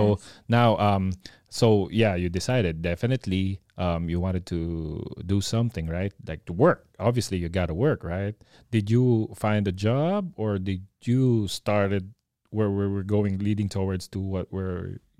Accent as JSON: {"language": "English", "town": "Las Piñas", "region": "Metro Manila", "country": "Philippines", "tie": "born or raised there", "also_born_or_lived": "Cabanatuan", "said": "I was born in Cabanatuan, but I grew up in Las Piñas."}